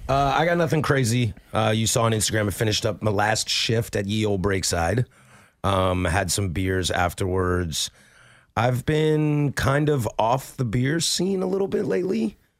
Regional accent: Pacific Northwest, United States; born and raised in the Pacific Northwest

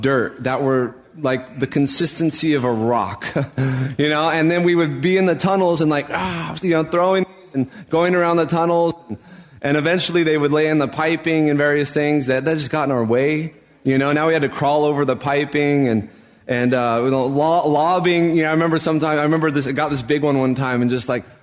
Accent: Albuquerque, New Mexico, United States; moved away as an adult; now in San Mateo, United States; When I was growing up in Albuquerque, New Mexico

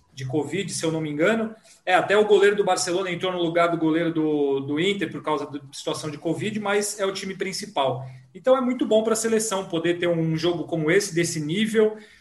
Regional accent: São Paulo, Brazil; eu e, o, e o Ricardinho somos da Moca

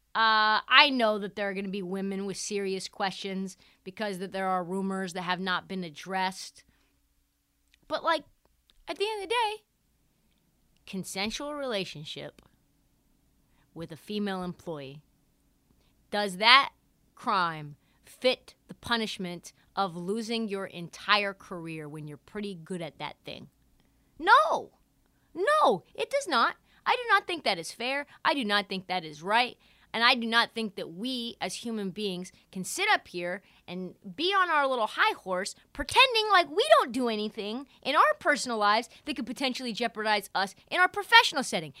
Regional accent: Portland, Oregon, United States; I am from Portland, Oregon. I lived, I grew up, like, a mile away from Ime Udoka

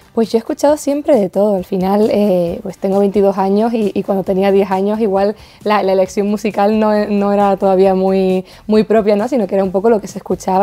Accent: Los Llanos de Aridane, Canary Islands, Spain; moved away as an adult; now in Madrid, Spain; la isla de La Palma, mi tierra

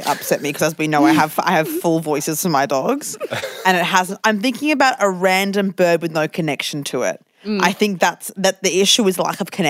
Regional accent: Gold Coast, Queensland, Australia; from Queensland, so I'm a bit rough, and also I'm a little bit rough. I'm from the Gold Coast, specifically, and from Palm Beach

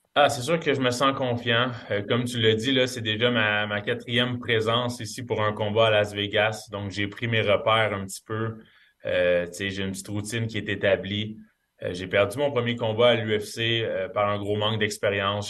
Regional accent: Canada; en tant que Canadien

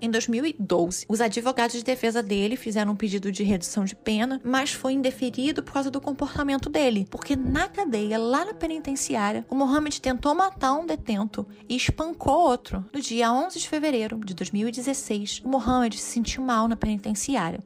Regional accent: Costa Verde, Rio de Janeiro, Brazil; eu nasci na Costa Verde

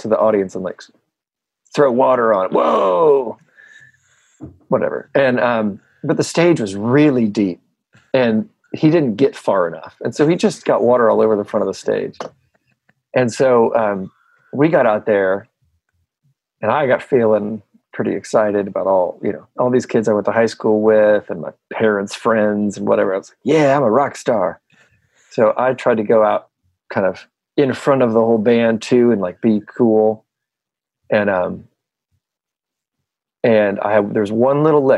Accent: Normal, Illinois, United States; moved away; I came back to my hometown

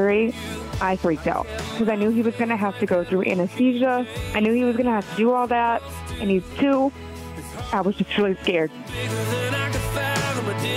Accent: Wyndmere, North Dakota, United States; we are from Winemere, North Dakota

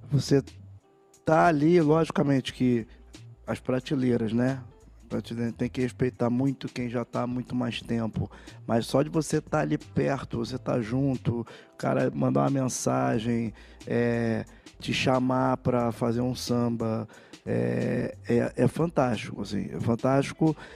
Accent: Rio de Janeiro, Brazil; E eu continuei muito ligado a Vila Isabel porque eu estudava em Vila Isabel, fiz todo o meu colegial em Vila Isabel, mesmo morando no Flamengo, no centro, Padre Miguel, eu ia estudar em Vila Isabel.

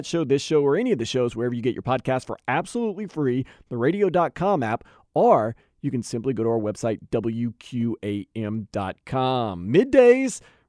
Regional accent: New Orleans, Louisiana, United States; But I was growing up in New Orleans when the whole No Limit revolution started

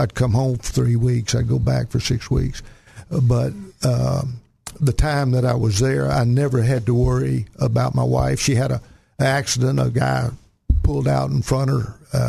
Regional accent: Chicot County, Arkansas, United States; also born or lived in Germany; I was born and raised in Arkansas, down in Chico County. I went to school up at Arkansas Tech. When I graduated from Tech, the day I graduated, I went into the regular Army.

